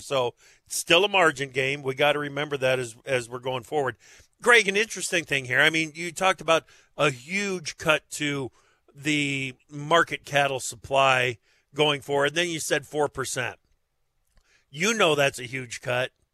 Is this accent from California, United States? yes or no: no; Eastern Iowa, United States; also born or lived in Chicago; I spent three and a half years in Chicago as well after growing up in Eastern Iowa